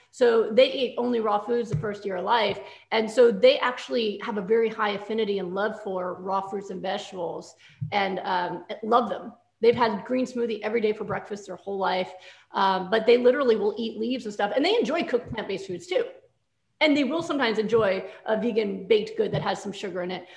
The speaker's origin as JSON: {"language": "English", "region": "New York", "country": "United States", "said": "I'm from New York"}